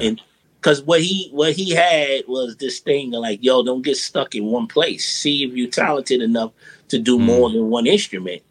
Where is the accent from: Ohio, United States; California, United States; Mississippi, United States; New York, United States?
New York, United States; New York City; born and raised in Brooklyn, yeah. Brownsville